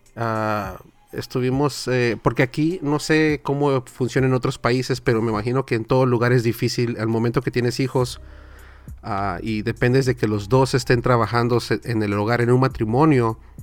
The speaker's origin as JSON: {"language": "Spanish", "region": "Southern California", "country": "United States", "tie": "born or raised there", "said": "Mi español, yo nací y crecí aquí en Sur California. Es el peor español de todo el mundo"}